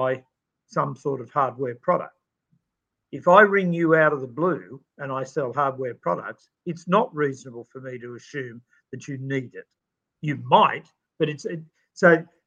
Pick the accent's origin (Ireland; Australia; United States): Australia; accent: Aussie; my true Aussie accent